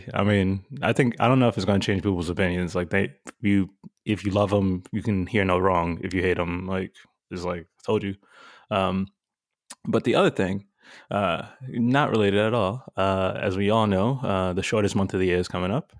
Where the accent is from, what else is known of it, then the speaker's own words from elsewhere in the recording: New York City, New York, United States; now in West Coast, United States; Growing up in Brooklyn